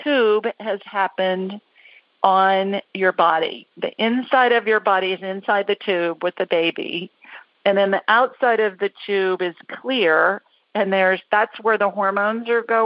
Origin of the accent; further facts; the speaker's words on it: Worthington, Ohio, United States; I grew up in Worthington.